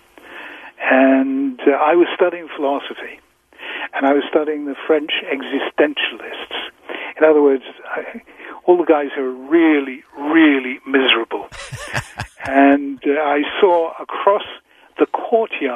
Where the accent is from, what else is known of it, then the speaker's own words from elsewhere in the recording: England, United Kingdom; I'm so English